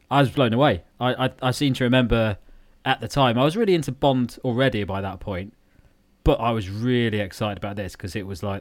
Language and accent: English; Lincolnshire, East Midlands, United Kingdom; we are from Lincolnshire